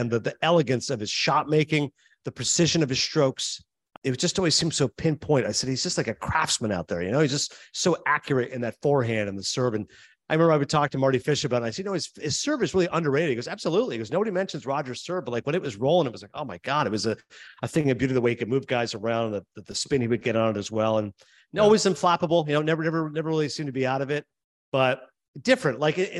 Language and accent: English; Canada; You hear some people mention hockey players, again, being Canadian, they hear a lot of votes for hockey